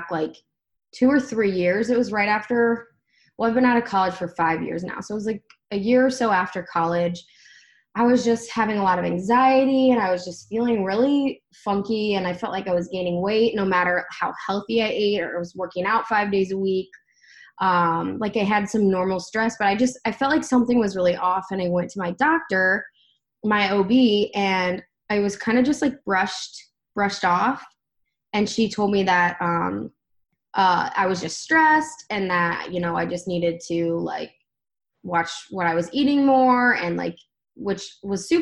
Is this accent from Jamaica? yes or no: no; Akron, Ohio, United States; also born or lived in Columbus, Ohio; I grew up in Akron